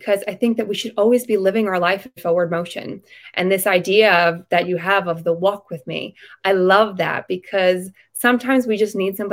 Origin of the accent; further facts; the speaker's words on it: Long Island, New York, United States; I am from Long Island, New York